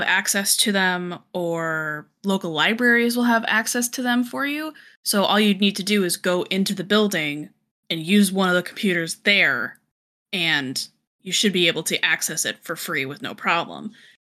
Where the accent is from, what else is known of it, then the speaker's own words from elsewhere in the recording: Colorado, United States; moved away; I'm from Colorado originally, and we lived in an area where I could literally walk 2 blocks and be in the woods